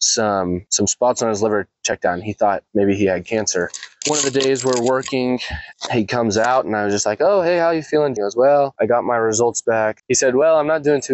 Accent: Clyde, Kansas, United States; I grew up in Clyde, Kansas, parishioner at St. John the Baptist there in Clyde.

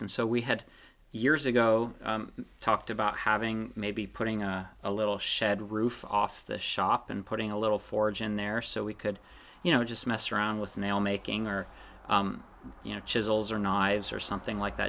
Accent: Pennsylvania, United States; moved away; I'm from Pennsylvania

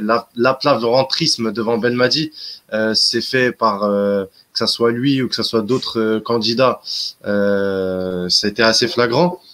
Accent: Constantine, Constantine Province, Algeria; now in Europe; chez moi à Constantine

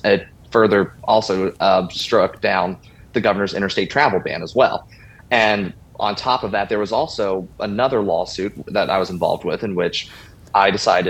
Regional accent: Northern Kentucky, United States; I've been a born-again Christian since I was 13 years old. I was born and bred in Northern Kentucky

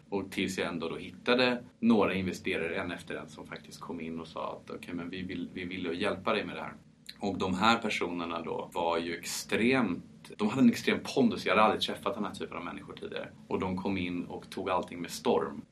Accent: Paris, Île-de-France, France; first language French; Swedish is a second language; moved away; Född och uppvuxen i Frankrike

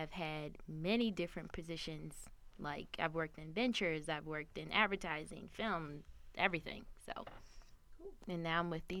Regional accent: New York, United States; also born or lived in Colombia; I was born in New York, raised in Colombia in South America, but then also raised in New York.

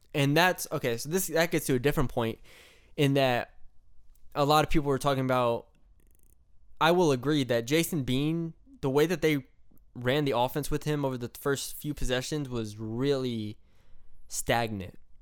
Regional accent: San Antonio, Texas, United States; my hometown, my home turf, Alamo Dome

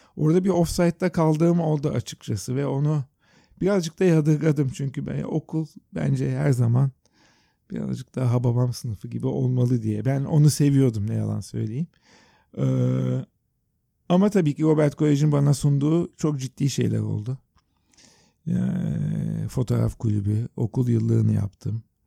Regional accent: Istanbul, Turkey; also born or lived in New York; Biz Yeşilyurt'ta deniz kenarında büyüdük

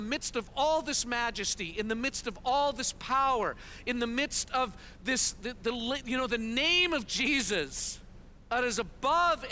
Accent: Canada; moved away as an adult; also born or lived in Kansas City, United States; We're Canadian, but we've spent a total of about 15 years in our life journey planting churches and part of different expressions of the vineyard in the United States

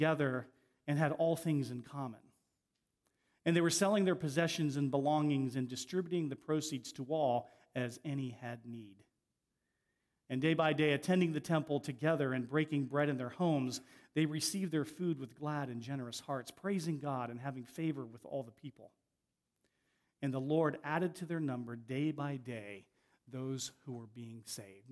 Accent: Ohio, United States; moved away as an adult; also born or lived in Avon, Connecticut; where I grew up in Ohio

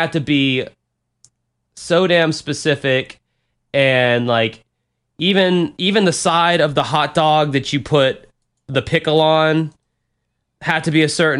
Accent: Chicago, Illinois, United States; I know I'm from Chicago, but who the hell puts tomatoes and pickles on a fucking hot dog?

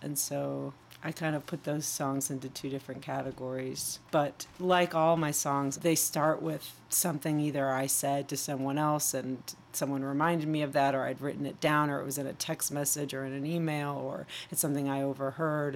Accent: Chicago, Illinois, United States; accent: Midwest; growing up in Chicago and having a certain Midwest accent

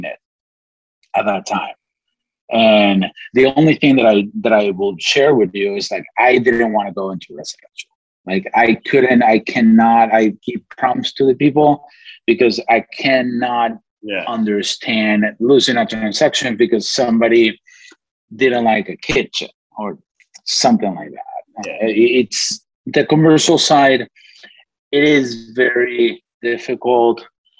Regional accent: Venezuela; English is a second language; moved away as an adult; also born or lived in Gainesville, United States; now in Miami, United States; Well, I'm from Venezuela. I moved in 2008 to the United States.

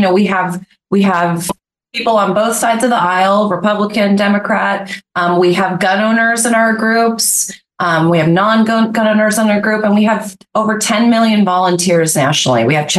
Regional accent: Littleton, Colorado, United States; now in Santa Barbara, United States; I'm also from Littleton, Colorado, home of the Columbine shooting. I'm a mother

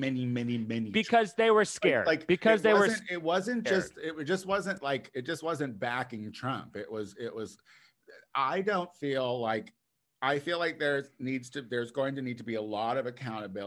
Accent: United States; we as the American people

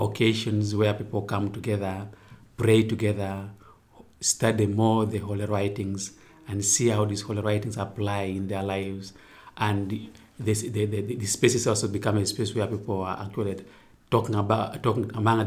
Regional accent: Uganda; I come from Uganda.

